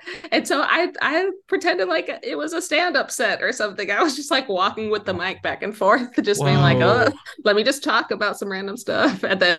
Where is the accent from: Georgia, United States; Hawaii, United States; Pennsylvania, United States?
Pennsylvania, United States; Philadelphia; also born or lived in San Francisco / Minneapolis / Boston / Brooklyn; now in Los Angeles, United States; So yeah, I was born in San Francisco. I spent my elementary school days in Minneapolis, my middle school and high school days in Philadelphia, went to college in Boston. I was in Brooklyn for 8 years and I just moved to LA in September.